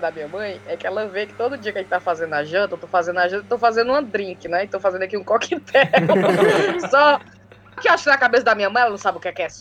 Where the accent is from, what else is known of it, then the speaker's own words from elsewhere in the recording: Fortaleza, Ceará, Brazil; moved away as an adult; now in United Kingdom; Não, do Nordeste, ninguém conhece muito o Nordeste, o pessoal sempre fala Rio, São Paulo e tal. E eles, pois me conta. Então a galera queria ver foto de Fortaleza, queria que eu falasse como é que era a vida em Fortaleza